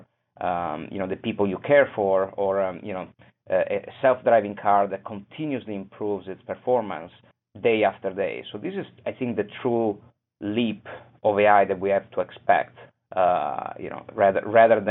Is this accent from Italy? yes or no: yes; Venice, Veneto, Italy; moved away; also born or lived in Boston; I come from Venice